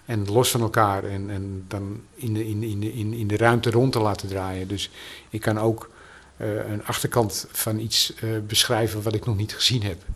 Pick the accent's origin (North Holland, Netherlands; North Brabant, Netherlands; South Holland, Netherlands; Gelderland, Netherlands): North Holland, Netherlands; Amsterdam; ik ben een echte Amsterdammer